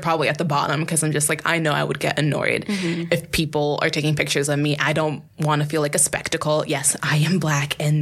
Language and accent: English; United States